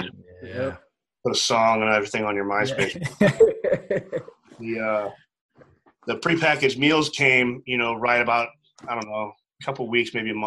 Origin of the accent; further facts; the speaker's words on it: Edwardsville, Illinois, United States; moved away as an adult; So I'm from a little town called Edwardsville, right across the river from St. Louis. But it's the St. Louis metro area. That's where I grew up.